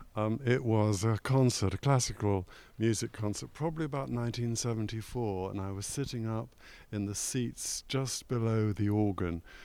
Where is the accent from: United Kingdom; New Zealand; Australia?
United Kingdom; London; also born or lived in Cardiff; now in Leeds, United Kingdom; a young boy growing up in West London